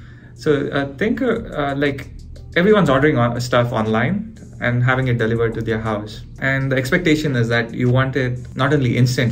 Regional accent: India; moved away; I grew up in India

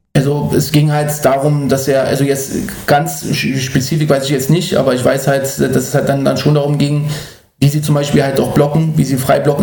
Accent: Berlin, Germany; moved away as an adult; now in Jena, Germany; ich bin in Berlin äh, äh, geboren und groß geworden, aufgewachsen in Neukölln und äh. ähm, bin absoluter Berliner

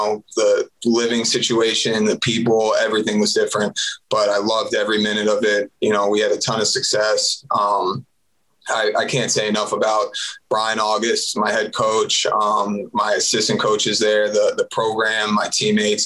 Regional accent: Deerfield Beach, Florida, United States; So I'm from South Florida. Grew up in Deerfield Beach, about 15 minutes north of Fort Lauderdale, 20 minutes north.

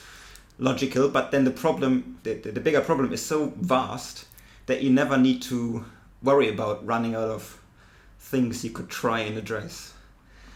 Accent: Germany; accent: German; English is a second language; moved away as an adult; also born or lived in Cambridge, United Kingdom / Tübingen, Germany; now in Sussex, United Kingdom; you can tell from my accent, I'm German

